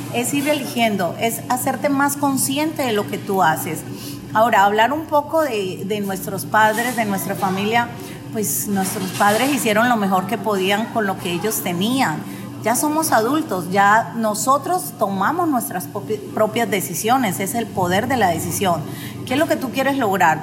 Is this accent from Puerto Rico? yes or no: no; Colombia; yo soy colombiana